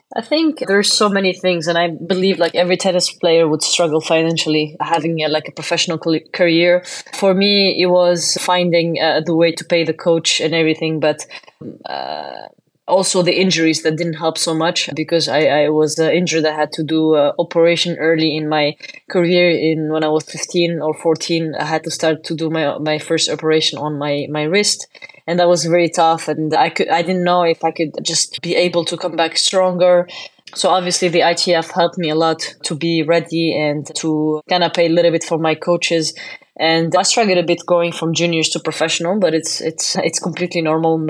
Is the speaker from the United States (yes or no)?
no; Tunisia; born or raised there